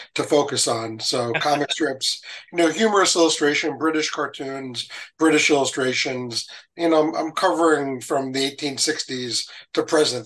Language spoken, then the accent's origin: English; New Jersey, United States; I grew up in New Jersey.